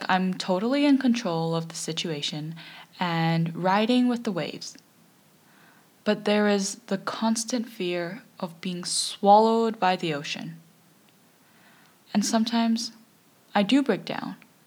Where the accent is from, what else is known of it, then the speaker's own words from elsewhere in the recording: Canada; As a Canadian myself